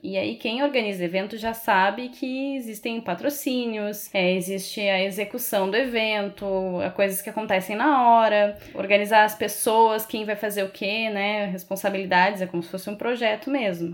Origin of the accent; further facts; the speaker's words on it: Rio Grande do Sul, Brazil; moved away as an adult; also born or lived in Porto Alegre; now in Florianópolis, Brazil; Eu sou do Rio Grande do Sul. Eu morei muitos anos em Porto Alegre e vim para Florianópolis